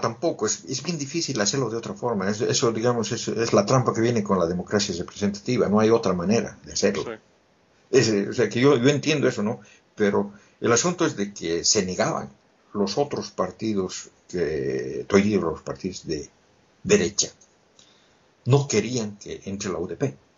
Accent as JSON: {"language": "Spanish", "country": "Bolivia", "moved": "yes", "said": "Yo volví a Bolivia después de 13 años de lo que salí."}